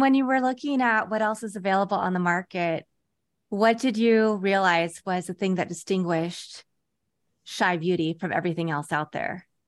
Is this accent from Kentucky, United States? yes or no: no; Kansas, United States; I grew up in Kansas.